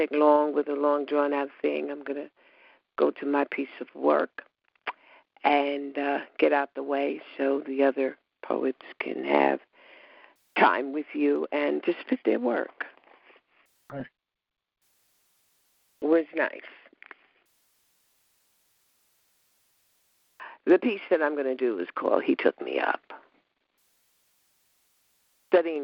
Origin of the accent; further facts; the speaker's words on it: Westbury, New York, United States; I'm from Westbury